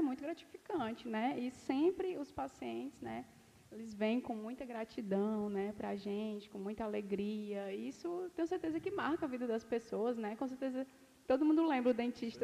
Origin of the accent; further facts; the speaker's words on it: Jaguaretama, Ceará, Brazil; also born or lived in Fortaleza; É, eu nasci em Jaguaretama, né? É um interior, um interior do Ceará.